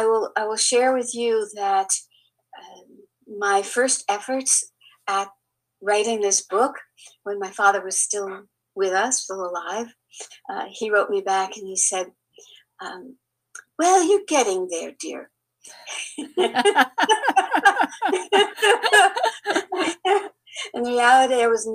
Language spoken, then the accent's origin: English; Bermuda; also born or lived in Tulsa; now in Chattanooga, United States; I grew up in the British colony back then of Bermuda.